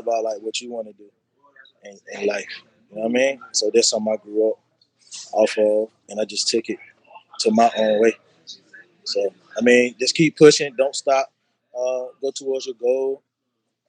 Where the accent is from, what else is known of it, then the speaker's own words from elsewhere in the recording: North Carolina, United States; I'm from North Carolina